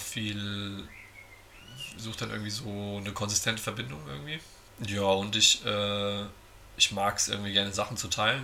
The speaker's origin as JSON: {"language": "German", "town": "Giessen", "region": "Hesse", "country": "Germany", "tie": "born or raised there", "said": "Ich komme aus Gießen"}